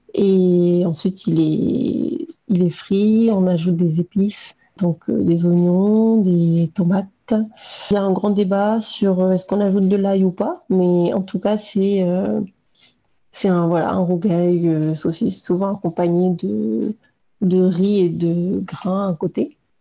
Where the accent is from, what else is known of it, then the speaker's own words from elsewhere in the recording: Réunion; en tant que réunionnaise